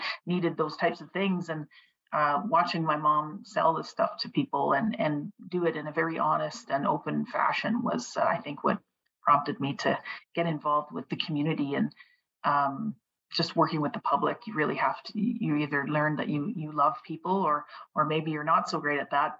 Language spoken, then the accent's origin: English; Scugog Island, Ontario, Canada; also born or lived in Oshawa; I came here as a youngster and really, really glad I did. My grades went up two letters when I moved from Oshawa to Scugog Island.